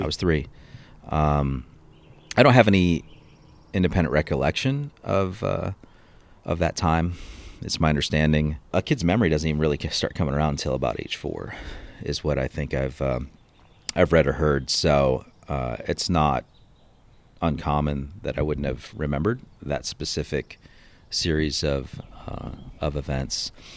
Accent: Cleveland, Ohio, United States; I was born in Cleveland, Ohio, um, back in nineteen seventy-five.

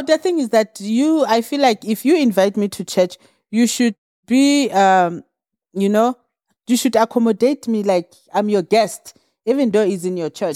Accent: Orkney, North West, South Africa; moved away; I was brought up in the small town called Orkney in the mines, Vall Reefs.

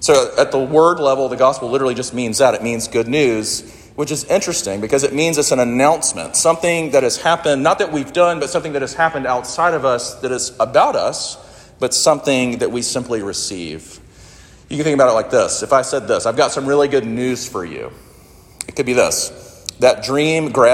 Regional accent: Sumter, South Carolina, United States; I grew up in Sumter, South Carolina, where my mom and my stepdad still live

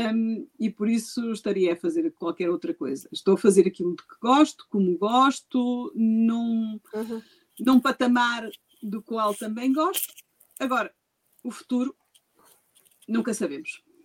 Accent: Gondomar, Norte, Portugal; Gondomar, a minha terra.

